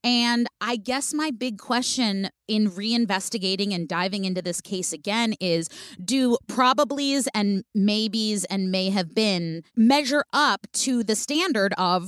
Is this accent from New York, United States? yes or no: no; California, United States; I was in San Francisco. I'm from the Bay Area.